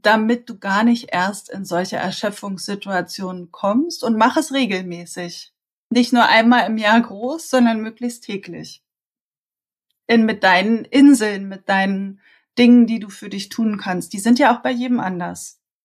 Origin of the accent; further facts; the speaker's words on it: Berlin, Germany; accent: Berlin; Ich äh, bin Berlinerin, ähm, hört man wahrscheinlich auch so ein bisschen durch, immer mal wieder. Also äh, ich bin hier geboren und aufgewachsen